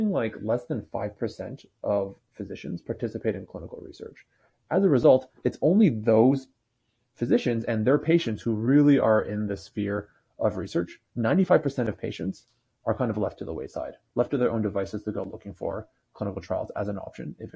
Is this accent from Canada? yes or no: yes; Toronto, Ontario, Canada; moved away as an adult; now in Bay Area, United States; born and raised in Toronto, so Canadian by origin. I've been living in California in the Bay Area for the last 5 or so years